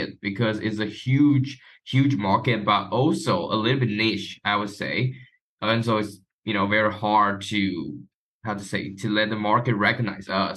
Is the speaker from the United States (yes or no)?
no; Taiwan; I'm from Taiwan.